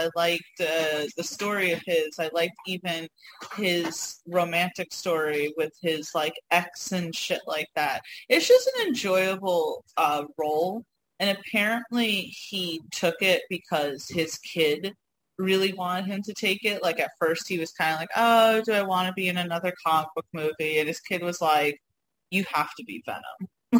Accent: Northeast, United States; My accent gives me away. I was just talking the other day how there was one time I was down in Arkansas with you, and we were at stage, and I think I was checking out, and the woman instantly was like, oh, so what part of the Northeast are you from?

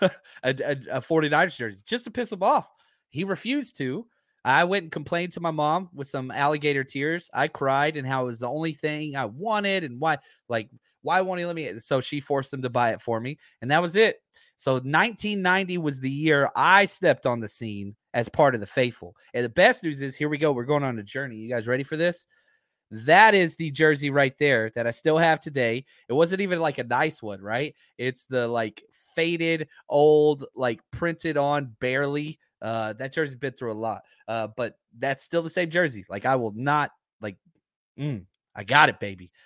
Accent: Dallas, Texas, United States; I grew up in Dallas, Texas

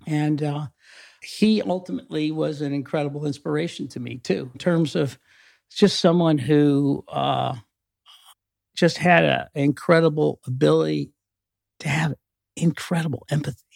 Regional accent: Mansfield, Ohio, United States; also born or lived in Columbus, Ohio; I grew up in Mansfield, Ohio, not very far from here

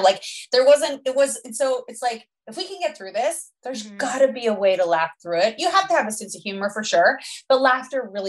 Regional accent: Canada

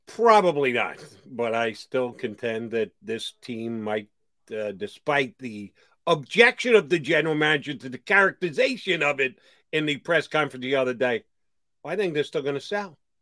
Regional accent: Marlton, New Jersey, United States; part of the Marlton Mafia. That's my hometown

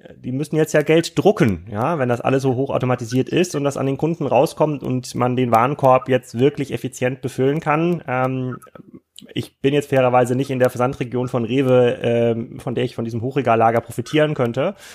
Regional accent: Kiel, Schleswig-Holstein, Germany; für mich als Kieler

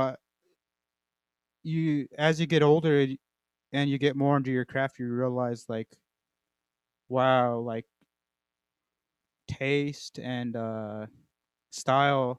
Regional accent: Southern Colorado, United States; moved away; my youth growing up in Southern Colorado and then moving up this way

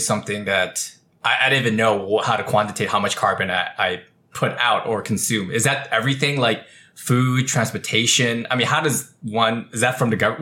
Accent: California, United States; I was born and raised in California. We're a very green state

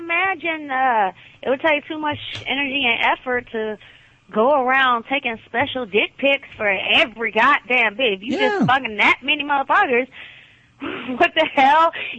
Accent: Atlanta, Georgia, United States; I am from Atlanta, Georgia

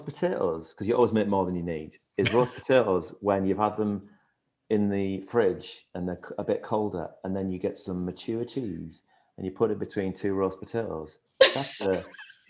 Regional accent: Hartlepool, North East England, United Kingdom; I grew up on the northeast coast of England, not far from where Dean's from

